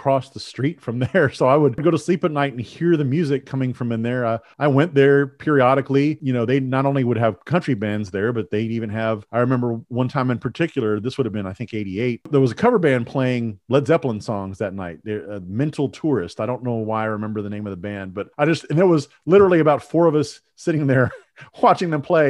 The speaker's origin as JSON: {"language": "English", "town": "San Marcos", "region": "Texas", "country": "United States", "tie": "born or raised there", "said": "I grew up in San Marcos, which is about half hour south of Austin."}